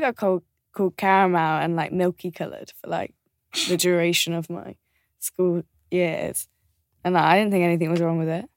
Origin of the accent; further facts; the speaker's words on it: just outside of Birmingham, West Midlands, United Kingdom; we grew up just outside of Birmingham